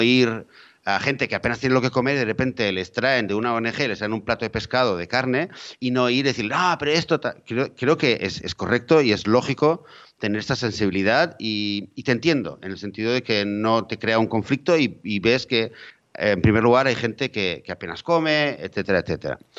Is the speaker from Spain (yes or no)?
yes; Spain; yo en mi país, eh, eh, en España